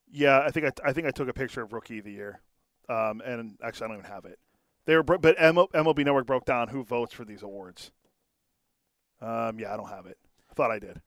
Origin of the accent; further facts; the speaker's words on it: Pittsburgh, Pennsylvania, United States; moved away; my parents live right outside of Pittsburgh